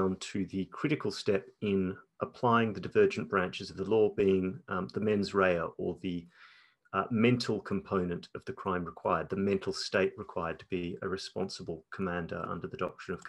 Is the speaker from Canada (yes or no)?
no; Australia; also born or lived in United Kingdom; As an Australian present in Australia